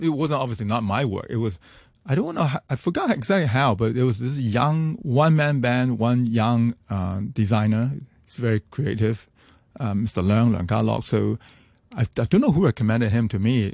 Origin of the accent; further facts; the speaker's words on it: Hong Kong; growing up in Hong Kong